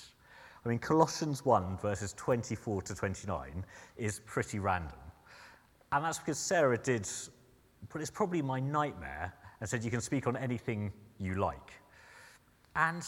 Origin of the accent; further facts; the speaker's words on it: Sussex, South East England, United Kingdom; moved away as an adult; now in Surrey, United Kingdom; And I'm originally from Sussex, so I'm adjusting to living in Surrey